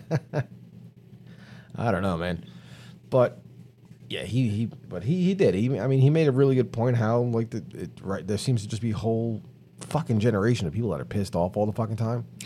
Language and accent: English; New York City, New York, United States; I was born and raised in New York City